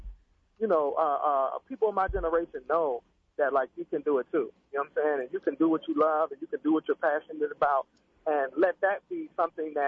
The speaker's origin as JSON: {"language": "English", "town": "Pittsburgh", "region": "Pennsylvania", "country": "United States", "said": "I was from Pittsburgh"}